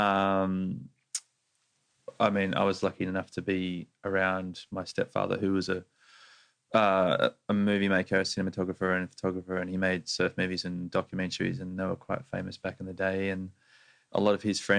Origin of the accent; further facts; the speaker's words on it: Sydney, New South Wales, Australia; I grew up in the northern beaches of Sydney